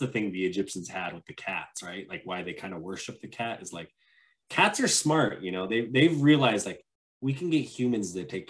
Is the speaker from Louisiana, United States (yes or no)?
no; Billings, Montana, United States; also born or lived in New Mexico / Albuquerque, New Mexico; I don't know if you call it my hometown because I've lived in Billings longer. You know, that's more of a true hometown to me, but my birthplace, New Mexico, the land of enchantment.